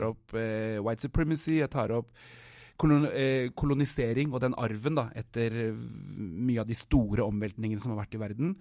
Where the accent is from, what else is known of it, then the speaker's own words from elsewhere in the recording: Norway; moved away as an adult; also born or lived in Oslo, Norway / Anguilla (ancestry); now in South Africa; jeg har vokst opp i Norge